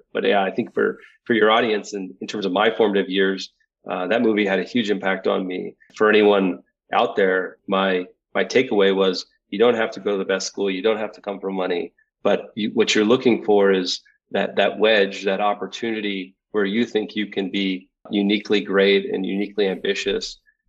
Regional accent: Philadelphia, Pennsylvania, United States; born there; also born or lived in Houston / Westbrook / Southern California; I was born in Philadelphia, lived in Houston, Texas for 6 years, lived in Westbrook, Maine for 7 years, moved to Southern California when I was just getting into high school.

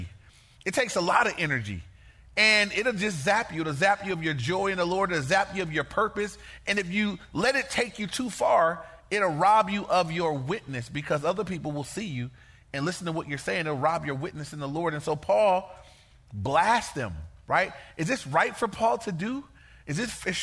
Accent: Inglewood, California, United States; I grew up in Inglewood.

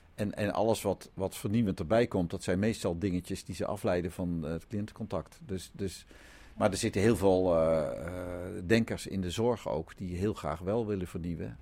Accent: Netherlands; We zijn als Nederlanders

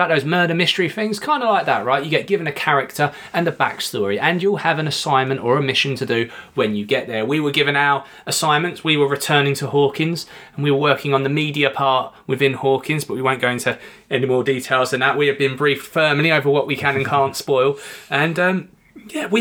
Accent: United Kingdom; we're British

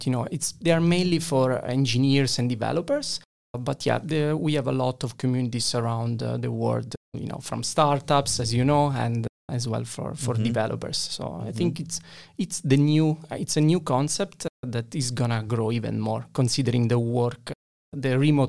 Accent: Italy; And then when I went back to Italy, and I went back to the university, and I went back to my hometown after a while, I was like, okay, this feels like a Fiat 500, not a Ferrari.

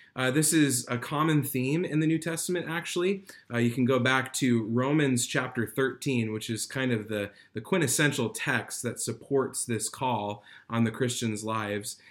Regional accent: United States; as American believers

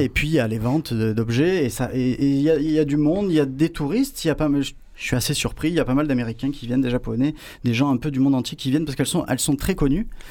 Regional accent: Marseille, Provence-Alpes-Côte d'Azur, France; also born or lived in Paris; Je suis Marseillais, Mazargué

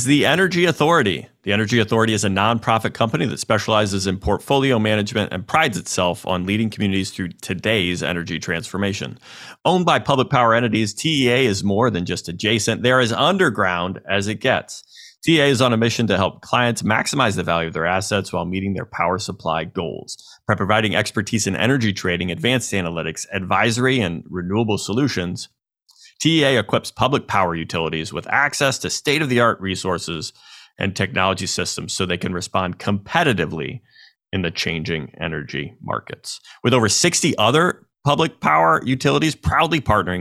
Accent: United States; I'm an American

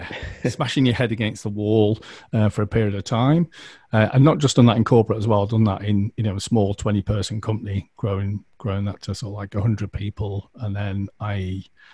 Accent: United Kingdom; we're British

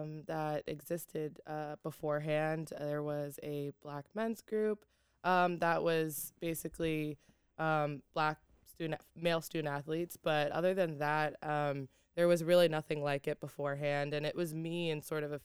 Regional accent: New York, United States; I'm from Long Island, majoring in African-American studies.

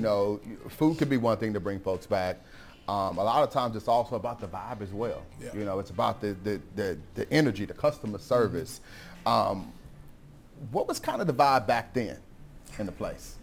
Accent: Missouri, United States; moved away; I'm from Missouri

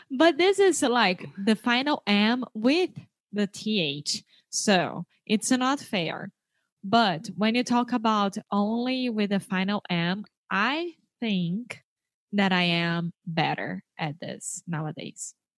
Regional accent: Brazil; English is a second language; I am from Brazil

